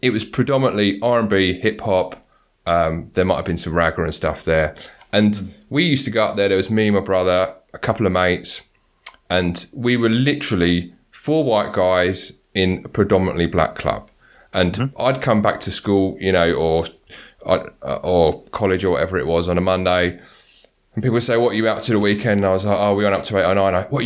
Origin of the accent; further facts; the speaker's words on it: London, United Kingdom; I grew up in Southeast London